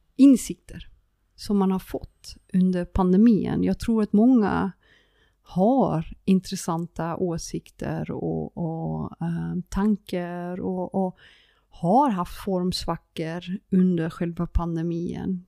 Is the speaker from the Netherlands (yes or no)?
yes; Friesland, Netherlands; Swedish is a second language; moved away as an adult; now in Sweden; Jag är en holländare som flyttade till Sverige. Eh, en frisare som flyttade till Sverige